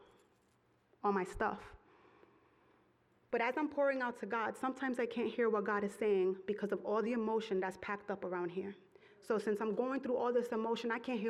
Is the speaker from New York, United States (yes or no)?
yes; New York City, New York, United States; I come from Brooklyn